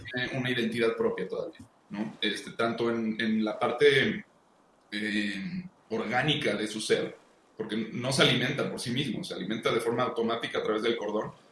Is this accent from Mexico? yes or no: yes; Mexico